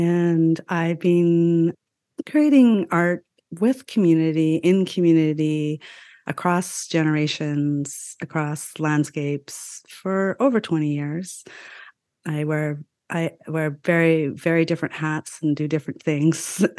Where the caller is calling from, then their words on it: Vancouver, British Columbia, Canada; I am calling in from the land of the Musqueam, Squamish, and Tsleil-Waututh peoples, also known as Vancouver, Canada. I am a settler from British, Irish, and Welsh ancestry